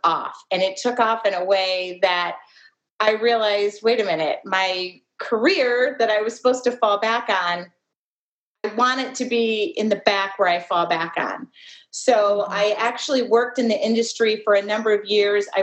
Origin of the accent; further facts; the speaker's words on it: Midwest, United States; I'm from the Midwest